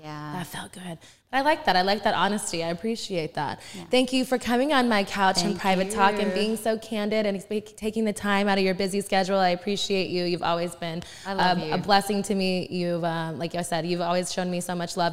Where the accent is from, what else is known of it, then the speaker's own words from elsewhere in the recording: Texas, United States; growing up in the Texas, like, Southern charm